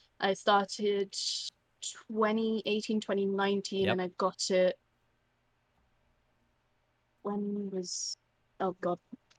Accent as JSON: {"language": "English", "country": "United Kingdom", "said": "I am British"}